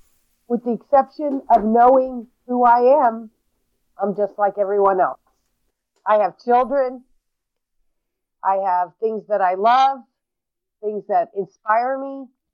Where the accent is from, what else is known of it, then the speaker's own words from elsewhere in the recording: Brooklyn, New York, United States; born there; also born or lived in 39 states; And I understand that you're asking me where I was born. And I was born in Brooklyn, New York. And because of the life that I lived, I didn't grow up in one place.